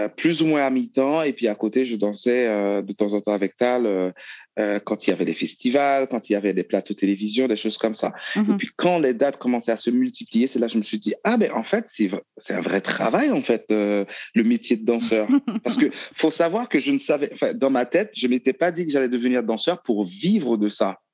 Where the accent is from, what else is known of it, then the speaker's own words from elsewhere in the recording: Haiti; moved away as an adult; also born or lived in Bordeaux, France; now in France; je suis né en Haïti. Mhm. Euh, après le bac, je suis venu en France